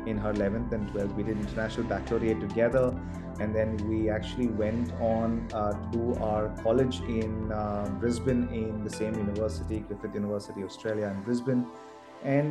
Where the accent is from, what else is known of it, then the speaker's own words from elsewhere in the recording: Coimbatore, Tamil Nadu, India; also born or lived in Gujarat / Kerala; Coimbatore was a place that I actually grew up my younger days